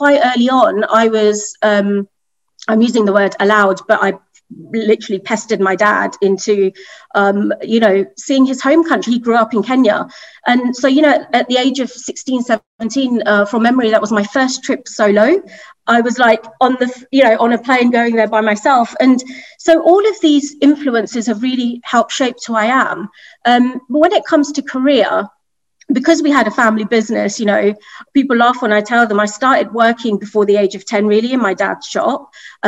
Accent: United Kingdom; You may take away from my accent. I'm from the UK. I'm a proud British Indian

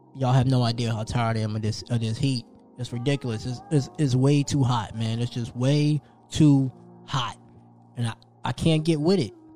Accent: New Jersey, United States; moved away; I'm from New Jersey

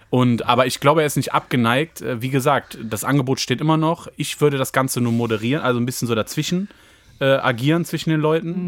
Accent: Düsseldorf, North Rhine-Westphalia, Germany; in der Gegend, wo ich aufgewachsen bin? In Düsseldorf-Garat

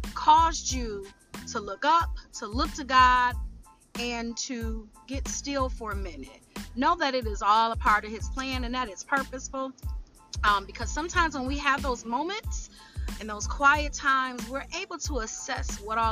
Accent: Detroit, Michigan, United States; my hometown, the Detroit area

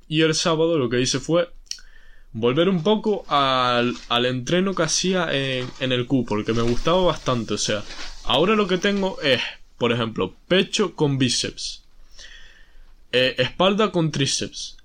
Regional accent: Spain; si soy español

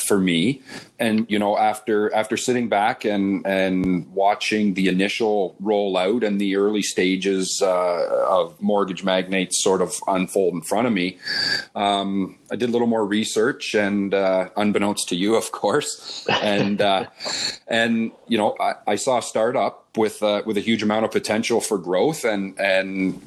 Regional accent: London, Ontario, Canada; also born or lived in Oakville; I was born and raised in London and had a great childhood growing up camping in Bayfield every summer

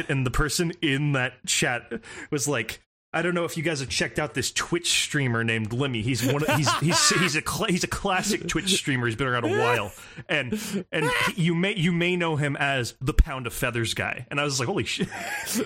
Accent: United States; as an American

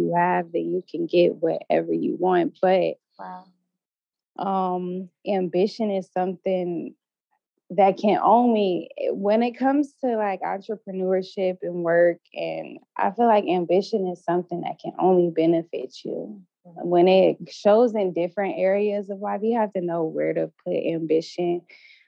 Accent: Ohio, United States; moved away; also born or lived in New York City; I'm from Ohio, and I went to the University of Cincinnati

